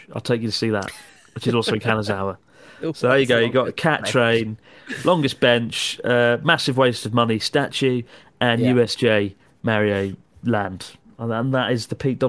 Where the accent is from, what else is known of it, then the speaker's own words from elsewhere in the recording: Maidstone, South East England, United Kingdom; We're from Maidstone, Kent, in the UK. I've been there because I was born there and I lived there for 20 years.